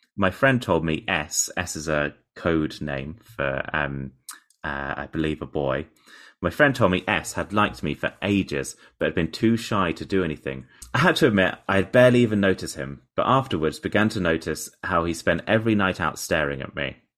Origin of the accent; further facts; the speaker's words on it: Portsmouth, South East England, United Kingdom; in Portsmouth, actually, in my hometown